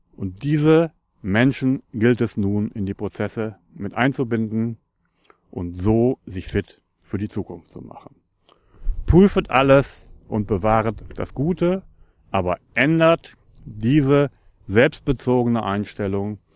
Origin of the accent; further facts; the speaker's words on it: Northern Germany, Germany; ich komme aus Norddeutschland und liebe meine Heimat.